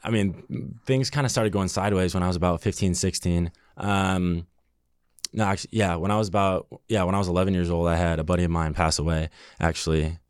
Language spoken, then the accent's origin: English; Burbank, California, United States; born or raised there